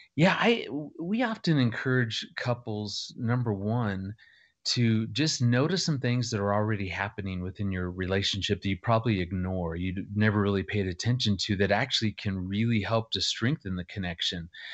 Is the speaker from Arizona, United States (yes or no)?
yes; Phoenix, Arizona, United States; moved away as an adult; also born or lived in Missouri / Arkansas; I grew up in Phoenix